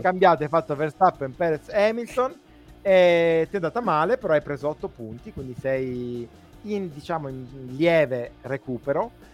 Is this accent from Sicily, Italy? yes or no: yes; Sicily, Italy; noi che siamo siciliani